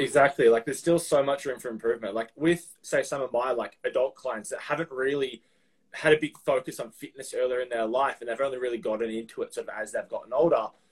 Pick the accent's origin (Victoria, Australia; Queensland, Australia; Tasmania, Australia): Victoria, Australia; Melbourne; It's like in Australia, the south, Melbourne, where I'm from